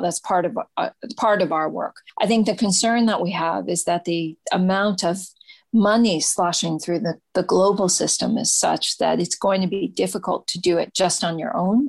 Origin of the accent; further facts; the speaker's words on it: United States; I'm an American